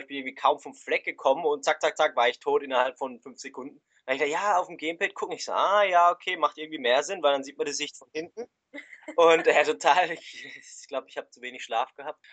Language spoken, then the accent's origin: German; Switzerland; wir kommen aus der Schweiz